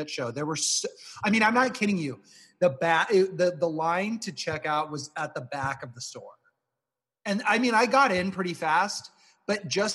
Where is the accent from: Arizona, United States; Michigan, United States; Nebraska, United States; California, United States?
Nebraska, United States; Omaha; moved away as an adult; we're both from Nebraska, we both grew up in Omaha, we went to the University of Nebraska, and then we moved away